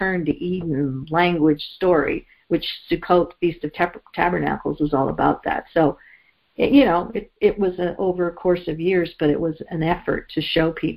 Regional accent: Canada; I grew up in Canada

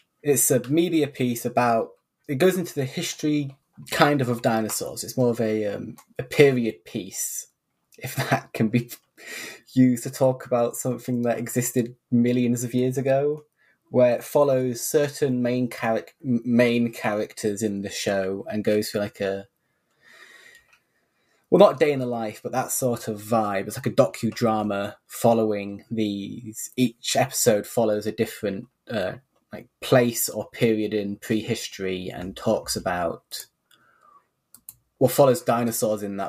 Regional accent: United Kingdom; I'm British, I'm sure you can probably tell.

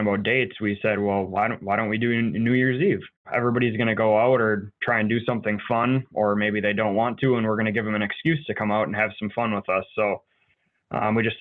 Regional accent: Green Bay, Wisconsin, United States; also born or lived in northern Illinois; I was born in Green Bay.

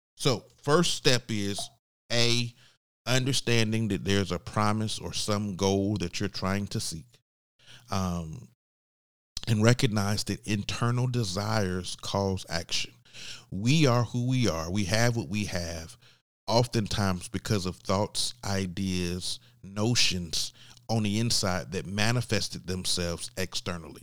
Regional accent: Georgia, United States; I'm from Georgia

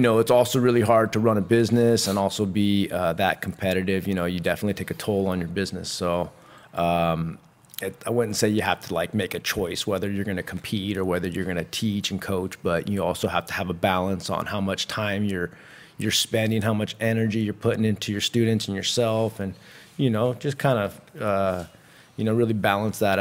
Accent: Santa Cruz, California, United States; I was raised in Santa Cruz

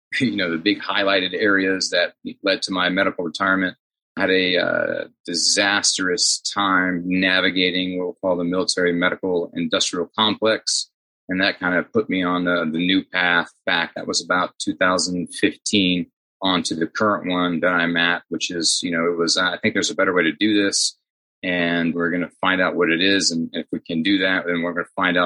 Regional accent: Grapevine, Texas, United States; I grew up in Grapevine area, which is right in the heart of the Dallas-Fort Worth metropolitan

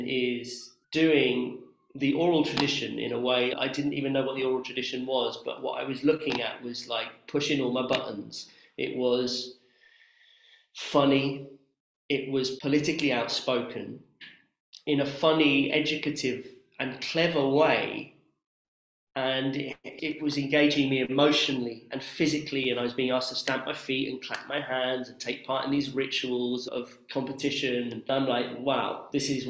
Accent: Oxford, South East England, United Kingdom; my hometown of Oxford

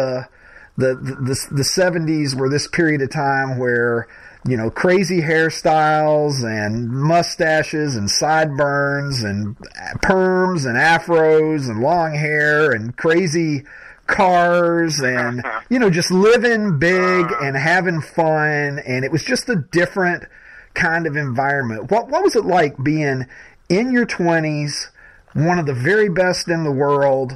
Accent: Kentucky, United States; I grew up in Kentucky, born and raised in Kentucky

